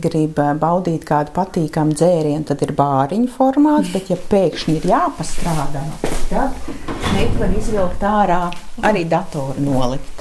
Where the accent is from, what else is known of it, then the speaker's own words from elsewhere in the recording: Riga, Latvia; moved away as an adult; now in Salaspils, Latvia; Esmu dzimusi rīdziniece ar vienu kāju ķēngaragā